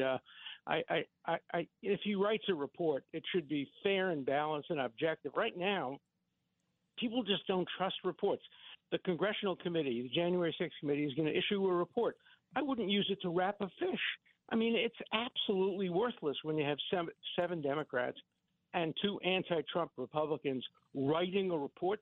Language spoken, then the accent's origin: English; New York City, New York, United States; When I grew up in Borough Park in Brooklyn